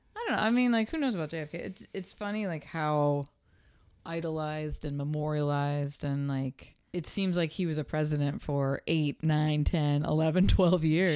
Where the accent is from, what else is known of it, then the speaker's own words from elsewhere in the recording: Pittsburgh, Pennsylvania, United States; that was my hometown